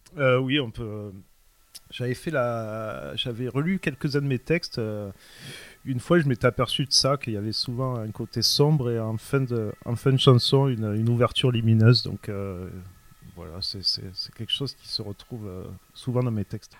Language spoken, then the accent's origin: French; Sète, Occitania, France; moved away as an adult; now in Paris, France; je suis originaire de, de Sète, dans le sud de la France